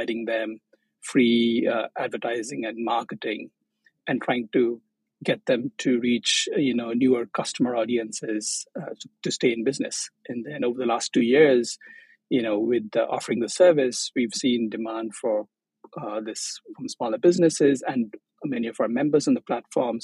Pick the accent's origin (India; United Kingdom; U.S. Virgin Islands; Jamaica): India; Chennai, Tamil Nadu; moved away as an adult; also born or lived in Maldives; now in Tokyo, Japan; I'm from Chennai, which is in the southeast coast of India